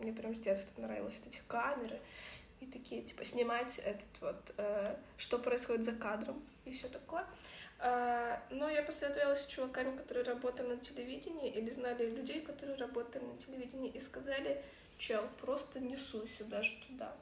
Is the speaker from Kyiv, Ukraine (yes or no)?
yes; Kyiv, Ukraine; moved away as an adult; Мы подружки из Киева, которых э, вторжение полномасштабной России на нашу территорию, на территорию нашей прекрасной страны Украины, раскидало по миру